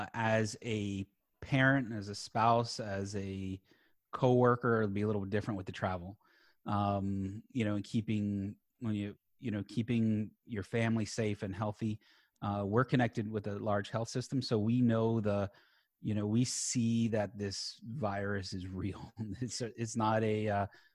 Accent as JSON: {"language": "English", "region": "South Florida", "country": "United States", "tie": "born or raised there", "said": "I'm born and raised in South Florida"}